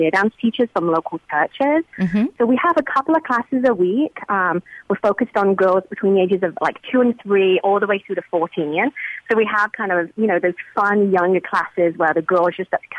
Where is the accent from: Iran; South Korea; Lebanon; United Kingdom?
United Kingdom; England; moved away as an adult; now in San Francisco, United States; I'm originally from England, and I moved to San Francisco about 15 years ago.